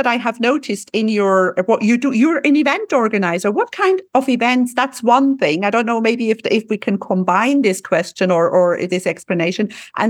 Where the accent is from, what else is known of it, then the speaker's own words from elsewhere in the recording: Switzerland; now in Cyprus; I'm from Switzerland originally